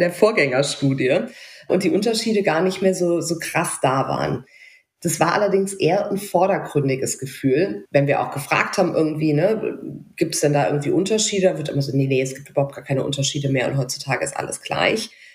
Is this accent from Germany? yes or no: yes; near Mainz, Rhineland-Palatinate, Germany; ich bin ja westdeutsch sozialisiert in der mhm. Nähe von Mainz aufgewachsen